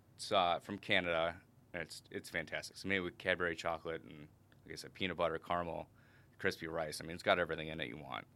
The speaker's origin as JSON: {"language": "English", "region": "Minnesota", "country": "United States", "tie": "born or raised there", "also_born_or_lived": "South Dakota / St. Louis, Missouri / South Carolina / Illinois", "moved": "as an adult", "lives_now": "St. Charles, Illinois, United States", "said": "I grew up in Minnesota"}